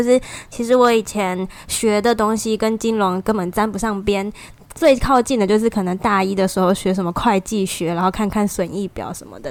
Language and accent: Chinese; Taiwan; moved away; 我来自台湾